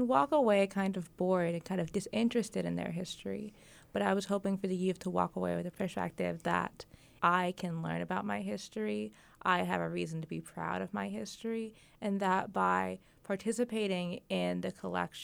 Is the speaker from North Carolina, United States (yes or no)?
yes; Eastern North Carolina, United States; also born or lived in Mount Olive, North Carolina / New Hanover County, North Carolina; I was born and raised here in Eastern North Carolina